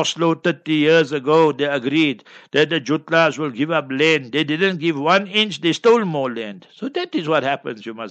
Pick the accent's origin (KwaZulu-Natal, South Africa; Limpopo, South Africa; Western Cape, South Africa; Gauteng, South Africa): Gauteng, South Africa; Heidelberg; Heidelberg, my hometown